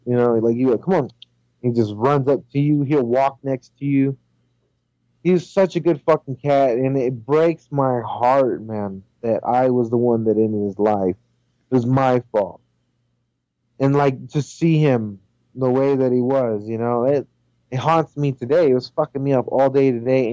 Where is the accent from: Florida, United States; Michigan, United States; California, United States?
California, United States; also born or lived in Indiana; when we moved from Indiana, when I was going into second grade, we moved from Indiana back over here to California.